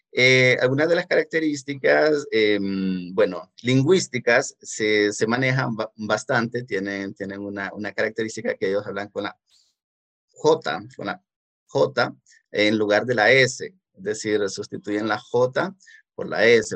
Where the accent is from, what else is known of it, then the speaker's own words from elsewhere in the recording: Danlí, El Paraíso, Honduras; yo vengo de, de la, la, ciudad de Danlí, que es un municipio del departamento de El Paraíso